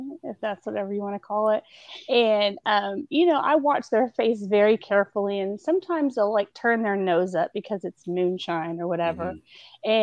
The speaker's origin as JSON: {"language": "English", "town": "Houston", "region": "Texas", "country": "United States", "said": "I'm from Houston. I'm from Texas"}